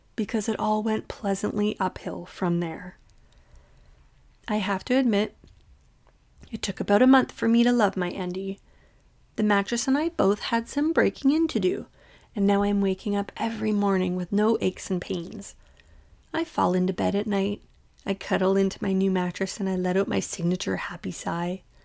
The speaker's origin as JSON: {"language": "English", "country": "Canada", "tie": "born or raised there", "said": "I was born and raised in Canada"}